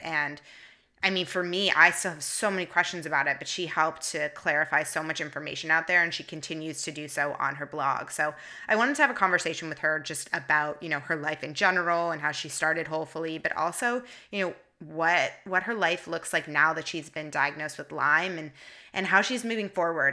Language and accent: English; Toronto, Ontario, Canada; now in San Francisco, United States; Toronto is my hometown, born and raised, and I love it there